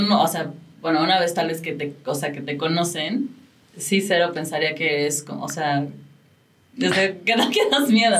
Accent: Mexico; como mexicanos lo hemos tenido que ir aprendiendo

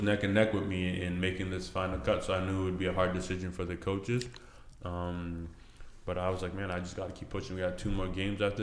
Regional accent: Burlington, Ontario, Canada; also born or lived in Benue State, Nigeria; I was born in Nigeria, Lafayette. Benue State, moved to Canada when I was 6 years old, grew up in Burlington.

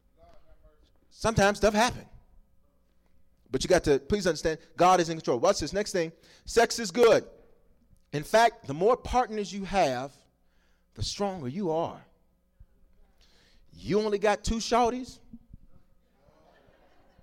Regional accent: the South, United States; I grew up in the South

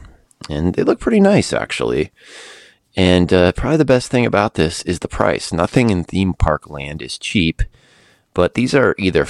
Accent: Los Angeles, California, United States; this is in my hometown

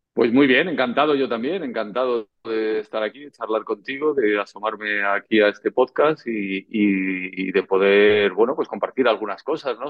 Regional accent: Madrid, Community of Madrid, Spain; also born or lived in Tenerife; nací en Madrid el 5 de julio de 1968, en el barrio de Carabanchel

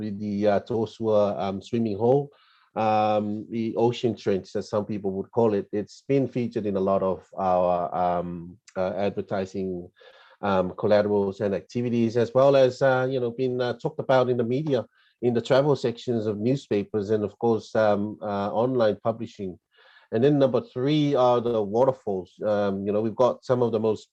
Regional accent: Samoa; I grew up in Samoa, I'm a Samoan born and raised boy

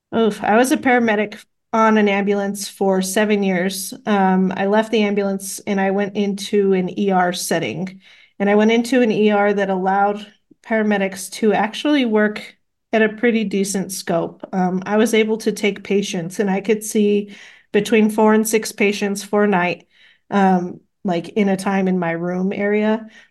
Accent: Las Cruces, New Mexico, United States; growing up in Las Cruces, you know, I know a little bit of Spanish enough to get me

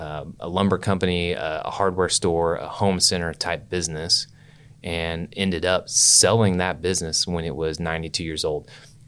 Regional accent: Oklahoma City, Oklahoma, United States; Yeah, I grew up in Oklahoma City, like Northwest 39th in Portland area.

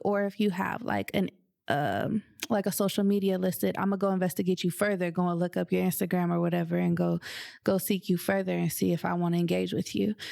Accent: Southern California, United States; now in Seattle, United States; I'm from Southern California

